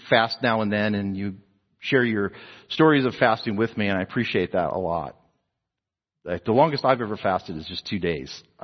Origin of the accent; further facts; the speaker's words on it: New Jersey, United States; now in Texas, United States; I was a New Jerseyan, you know, but now I'm a Texan. I've been here longer in Texas than we've been in New Jersey